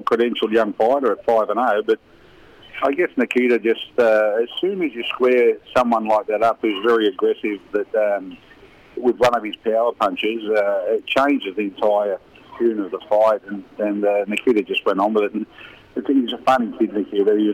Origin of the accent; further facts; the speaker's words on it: Newcastle, New South Wales, Australia; my hometown.